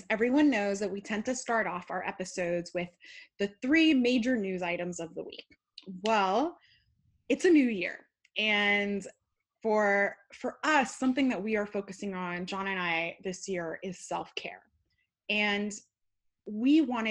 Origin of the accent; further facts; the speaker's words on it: California, United States; As a Californian who drinks wheat juice